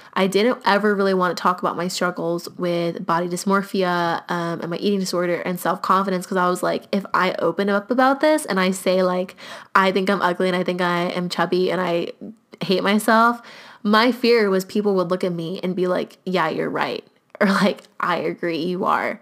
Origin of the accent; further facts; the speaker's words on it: United States; growing up in the United States